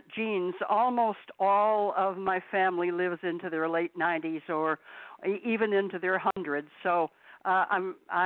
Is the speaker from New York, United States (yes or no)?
yes; Utica, New York, United States; also born or lived in Hollywood; I was born here in Utica, New York, in 1938, February of 1938